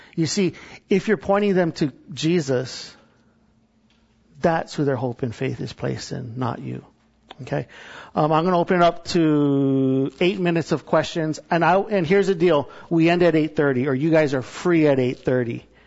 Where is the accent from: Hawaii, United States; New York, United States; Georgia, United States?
Hawaii, United States; I'm from Hawaii